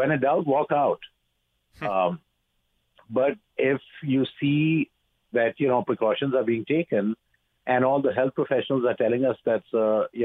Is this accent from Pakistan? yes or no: yes; Pakistan; also born or lived in United States / Dubai; now in Canada; I'm originally from Pakistan